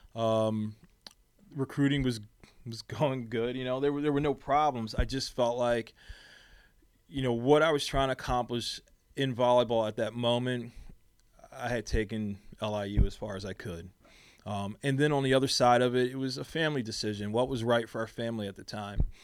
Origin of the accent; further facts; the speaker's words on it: Philadelphia, Pennsylvania, United States; moved away; I was a kid from Philly